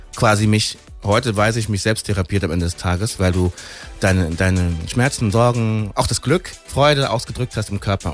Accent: Frankfurt am Main, Hesse, Germany; wir sind halt hier geboren. In Frankfurter, das ist meine Stadt, das ist mein, meine Heimat

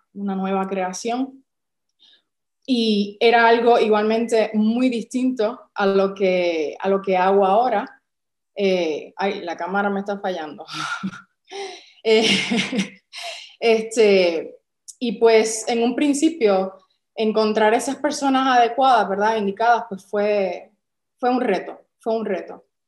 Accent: San Juan, Puerto Rico; moved away as an adult; now in Málaga, Spain; si notas quizás por nuestro acento, pues no, somos de aquí, de España, originarios de España, somos de San Juan de Puerto Rico

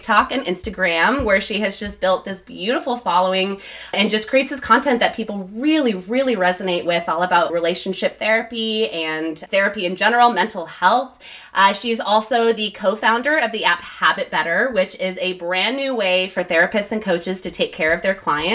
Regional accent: El Paso, Texas, United States; now in California, United States; You and I grew up together, actually. We're both from El Paso, Texas.

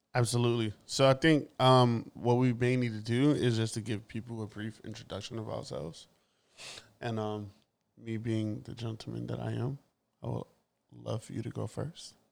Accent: New York, United States; I am born and raised in Brooklyn.

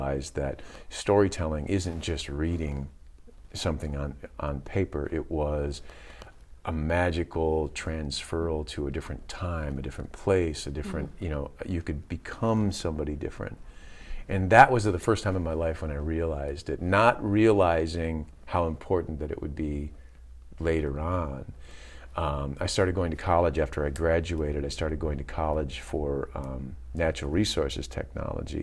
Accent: Waterford Township / Grayling, Michigan, United States; We moved to from Pontiac, which is in the suburbs of Pontiac, Waterford Township. We moved to Grayling

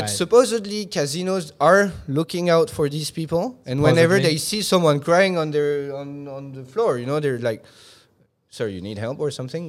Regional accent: Hong Kong; I remember when I was a kid, you know, growing up in Hong Kong, at that time, that was maybe, I was not 10 years old.

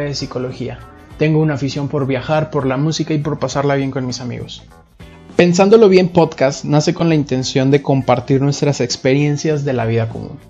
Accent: Monterrey, Nuevo León, Mexico; also born or lived in San Luis Potosí; soy de San Luis Potosí, pero criado en la ciudad de Monterrey

